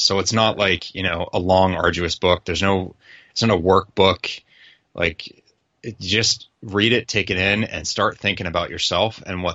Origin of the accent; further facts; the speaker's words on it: Boston, Massachusetts, United States; I'm from Boston